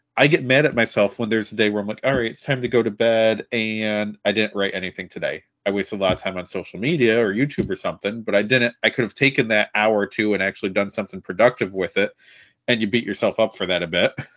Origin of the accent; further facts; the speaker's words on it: about an hour and a half from Rome, New York, United States; now in Rome, United States; I grew up closer to the Canadian border than to another major U S city.